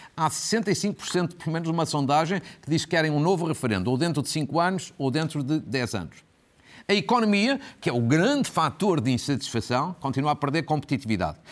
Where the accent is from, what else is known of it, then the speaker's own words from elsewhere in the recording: Portugal; Uma professora de FAF, por mera coincidência, é a minha terra